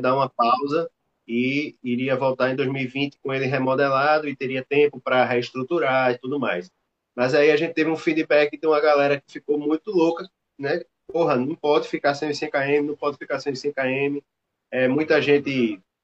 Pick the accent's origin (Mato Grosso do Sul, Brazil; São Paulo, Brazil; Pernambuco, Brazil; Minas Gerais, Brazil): Pernambuco, Brazil; Recife; a gente é de Recife